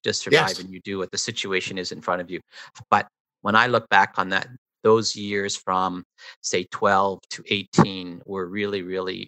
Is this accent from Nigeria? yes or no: no; Toronto, Ontario, Canada; I grew up in the East End of Toronto.